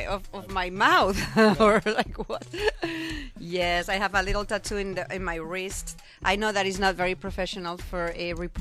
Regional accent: Monzón, Aragon, Spain; moved away as an adult; now in California, United States; And raised in Spain. I'm from Spain. My family everybody's there.

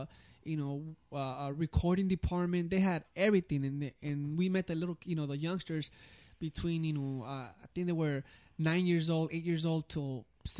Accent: Los Angeles, California, United States; I grew up in Venice

